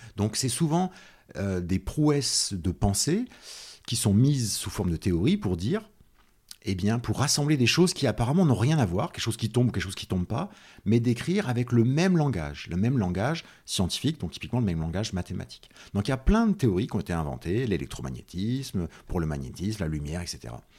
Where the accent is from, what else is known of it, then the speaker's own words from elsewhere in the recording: Nièvre, Bourgogne-Franche-Comté, France; also born or lived in Clermont-Ferrand; moi, je suis euh, né à Clermont-Ferrand, donc dans le centre de la France, mais après j'ai grandi dans ce qu'on appelle la diagonale du vide en France, c'est-à-dire dans la Nièvre, euh, dans un tout petit village qui s'appelle Saint-Paris-de-Châtel.